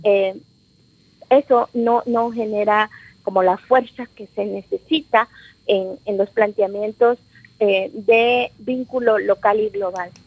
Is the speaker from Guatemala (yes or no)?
yes; Guatemala; moved away as an adult; pueblo maya quiché este es un pueblo guerrero, es un pueblo revolucionario y rebelde. Yo digo, yo mamé la rebeldía